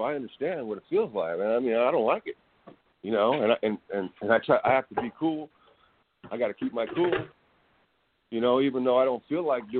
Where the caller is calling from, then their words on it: California, United States; This is California over here.